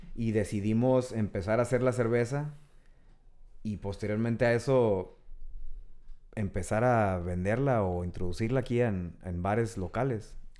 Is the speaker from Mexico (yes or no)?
yes; Tijuana, Baja California, Mexico; also born or lived in San Diego; nacimos en Tijuana, bueno, crecimos aquí y allá